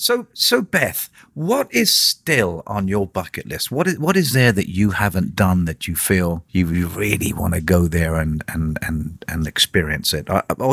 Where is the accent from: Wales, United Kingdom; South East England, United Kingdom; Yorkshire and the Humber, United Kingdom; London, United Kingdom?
South East England, United Kingdom; Portsmouth; born there; I was born in England, in a place called Portsmouth, which is in a borough called Hampshire.